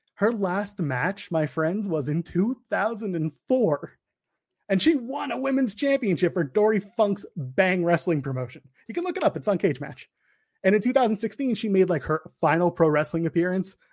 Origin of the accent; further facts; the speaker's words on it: Canada; the Canadian boy. I am a Canadian boy.